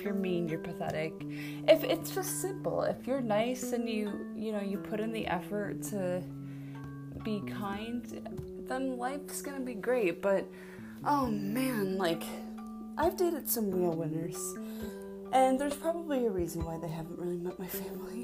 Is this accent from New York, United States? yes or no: yes; Buffalo, New York, United States; moved away; I'm from Buffalo